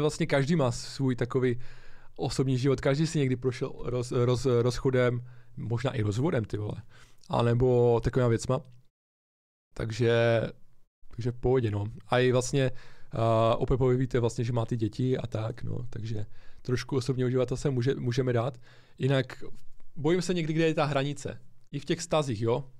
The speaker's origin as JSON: {"language": "Czech", "town": "Ostrava", "region": "Moravian-Silesian Region", "country": "Czechia", "said": "my jsme z Ostravy oba dva"}